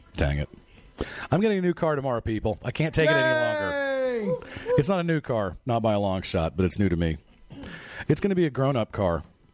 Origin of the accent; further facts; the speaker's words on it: Norman, Oklahoma, United States; As I grew up in Norman, Oklahoma, the great state of Oklahoma, in Norman, college town, obviously